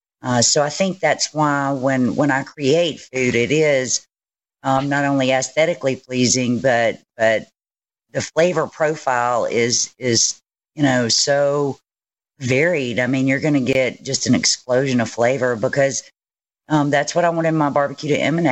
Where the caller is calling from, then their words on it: Hernando, Mississippi, United States; Hernando, Mississippi.